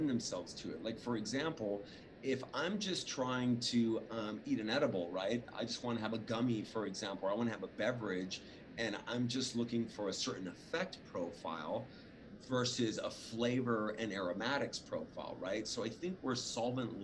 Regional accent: Los Angeles, California, United States; also born or lived in Orange County, California / Oakland, California; I was born in Hollywood, raised

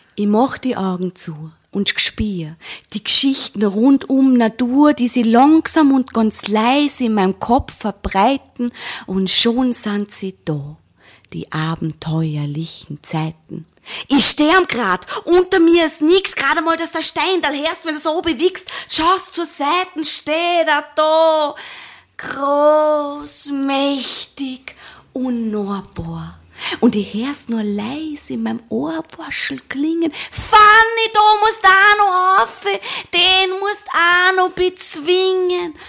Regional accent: Vienna, Austria; als Wienerin

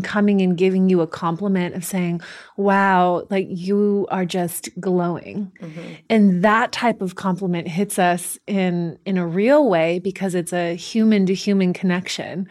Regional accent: the Bay Area, California, United States; growing up in the Bay Area

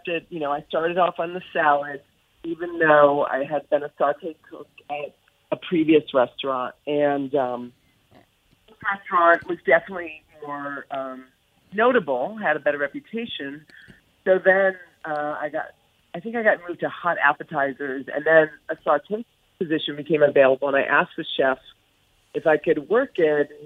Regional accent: East Coast, United States; moved away as an adult; now in California, United States; I was from the East Coast

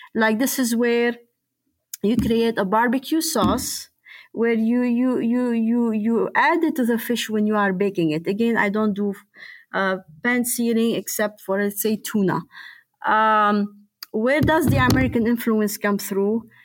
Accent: Lebanon; moved away as an adult; also born or lived in Louisville, Kentucky; now in Copper Harbor, United States; I was born and raised and lived in Lebanon

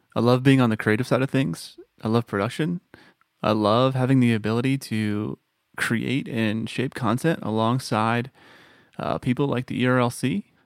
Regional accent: Texas, United States; moved away as an adult; now in Tennessee, United States; Born and raised in Texas

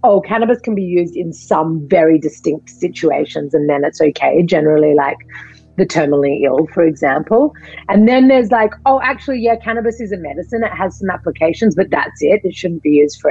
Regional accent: Australia; moved away; I'm from Australia.

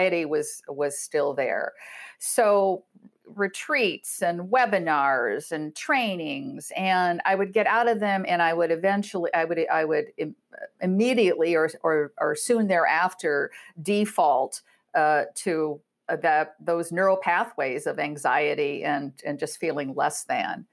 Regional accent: Iowa, United States; moved away; also born or lived in Chicago; I'm from Iowa, a good Iowa girl

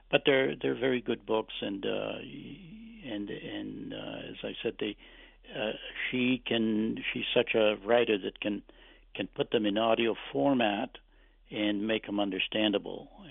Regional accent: Canada; English is a second language; since I was very young, when I came to Canada, I didn't speak any English

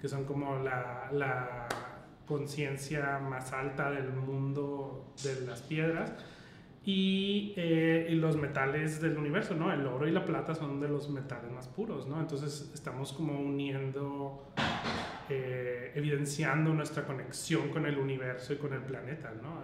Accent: Mexico; solo vernos como mexicanos

